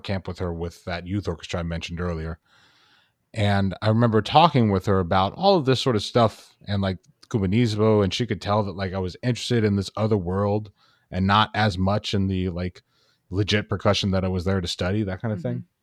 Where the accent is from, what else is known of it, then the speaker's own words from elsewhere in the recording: Dallas, Texas, United States; moved away as an adult; also born or lived in Miami; I was born and raised in Dallas, Texas